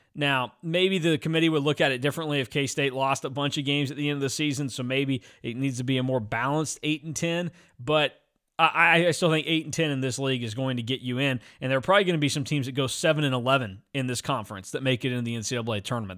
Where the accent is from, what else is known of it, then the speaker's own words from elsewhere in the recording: Hutchinson, Kansas, United States; growing up in Hutchinson, Kansas